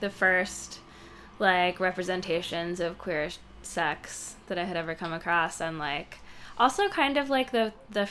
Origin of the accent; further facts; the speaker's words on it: Yonkers, New York, United States; I grew up in Yonkers, New York, which is like a suburb of New York City